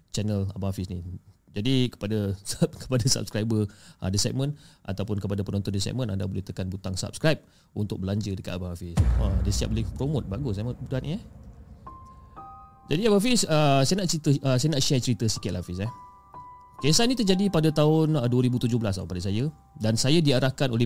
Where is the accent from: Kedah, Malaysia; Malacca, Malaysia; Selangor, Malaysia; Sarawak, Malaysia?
Sarawak, Malaysia; Sibu; bukan nama sebenar dan saya berasal daripada Sibu, Sarawak.